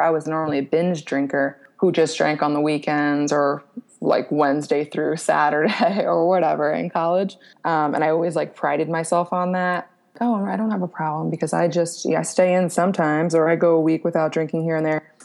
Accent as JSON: {"language": "English", "town": "Royersford", "region": "Pennsylvania", "country": "United States", "tie": "born or raised there", "also_born_or_lived": "Cancun, Mexico", "moved": "as an adult", "lives_now": "Cape Coral, United States", "said": "I grew up outside of Philly"}